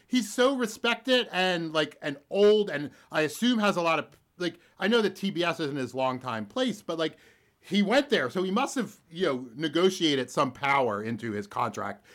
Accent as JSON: {"language": "English", "town": "Philadelphia", "region": "Pennsylvania", "country": "United States", "tie": "born or raised there", "said": "I grew up near the Northeast Philadelphia airport"}